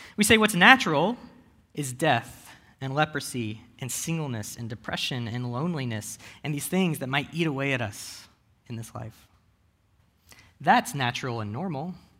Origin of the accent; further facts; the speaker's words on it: United States; I am an American millennial